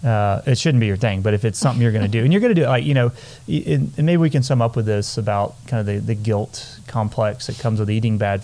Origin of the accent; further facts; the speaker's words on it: Galveston, Texas, United States; now in Amarillo, United States; where I grew up down in Galveston